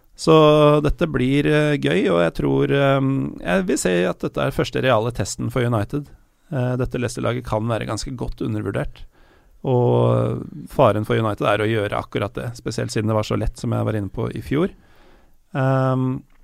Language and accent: Norwegian; Elverum, Innlandet, Norway; Jeg er født i Elverum